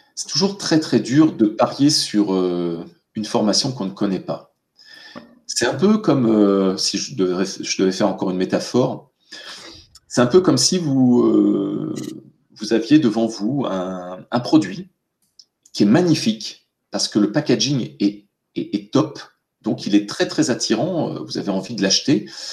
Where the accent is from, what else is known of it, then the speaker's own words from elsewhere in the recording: France; nous, en, France